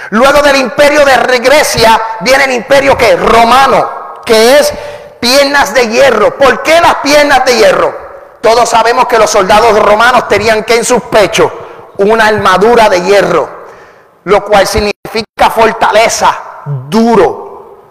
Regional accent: Puerto Rico; soy puertorriqueño y hablo muy rápido

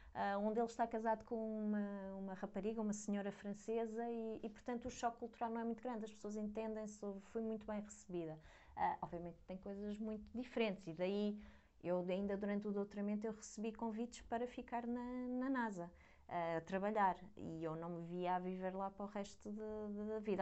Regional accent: Lisbon, Portugal; moved away as an adult; also born or lived in Leiden, Netherlands; eu sou de Lisboa, enquanto tirei a licenciatura vivi em casa de, dos meus pais

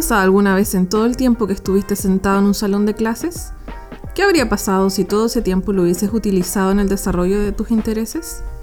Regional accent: Chile; Nosotros somos de Chile

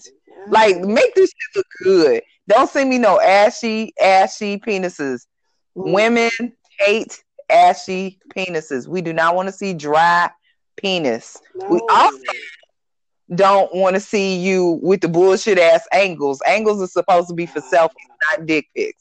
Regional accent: Chicago, Illinois, United States; I'm from Chicago

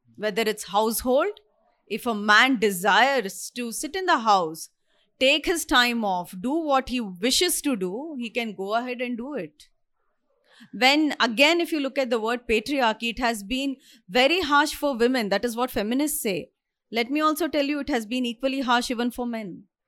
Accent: India; I'm an Indian, I stay here

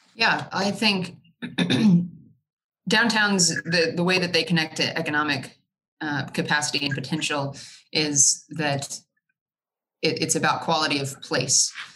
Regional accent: Evansville, Indiana, United States; also born or lived in Charlotte, North Carolina; I grew up in Evansville

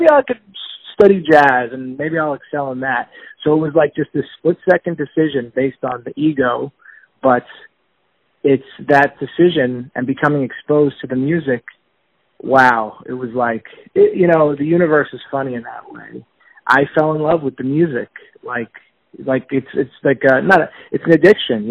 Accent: Marlboro, New Jersey, United States; also born or lived in Boston / New York / Florida; I grew up in Marlborough, New Jersey, which is about 45 minutes from the city. I spent my whole childhood there

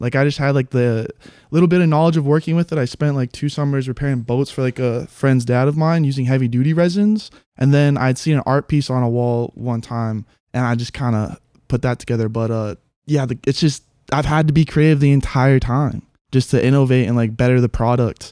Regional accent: Haiku, Hawaii, United States; I grew up in Haiku, born and raised

